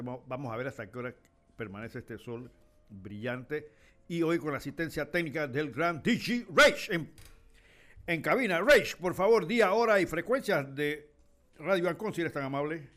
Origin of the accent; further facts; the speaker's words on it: Panama; los panameños